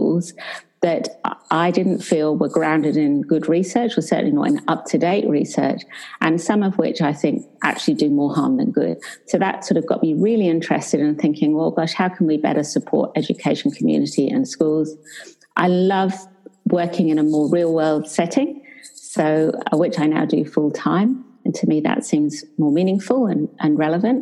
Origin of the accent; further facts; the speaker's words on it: England, United Kingdom; moved away as an adult; now in Perth, Australia; I'm English, but for the last 20 years, I've lived in Australia